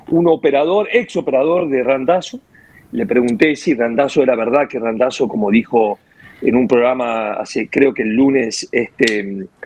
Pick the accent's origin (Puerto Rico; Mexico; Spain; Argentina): Spain; Madrid, Community of Madrid; born there; no te olvides que yo nací en España, Madrid.